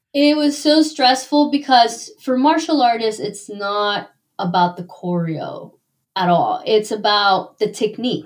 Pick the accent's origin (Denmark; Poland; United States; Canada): United States; Miami, Florida; I'm originally from Miami